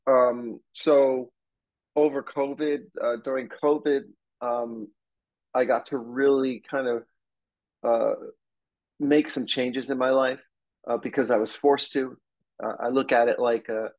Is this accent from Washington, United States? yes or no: no; New Jersey, United States; now in Los Angeles, United States; I grew up on the East Coast of the United States in New Jersey, I've been out here since the 80s